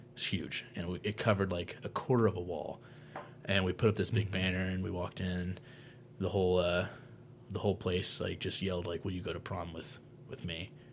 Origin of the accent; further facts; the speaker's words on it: Monticello, Illinois, United States; my hometown of Monticello